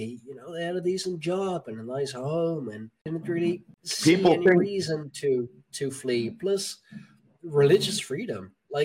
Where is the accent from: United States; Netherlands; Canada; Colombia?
Netherlands; My hometown is actually where a lot of pilgrims lived before they went on the Mayflower.